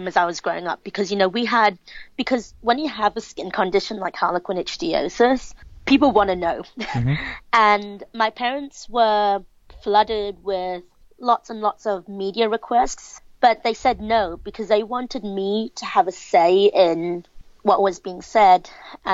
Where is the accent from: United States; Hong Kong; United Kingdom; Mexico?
Hong Kong; I'm from Hong Kong.